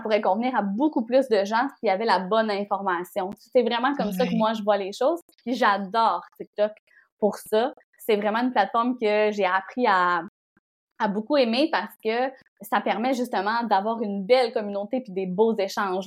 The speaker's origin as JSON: {"language": "French", "town": "Bonaventure", "region": "Quebec", "country": "Canada", "tie": "born or raised there", "also_born_or_lived": "Montreal / Rimouski", "said": "j'ai grandi en Gaspésie"}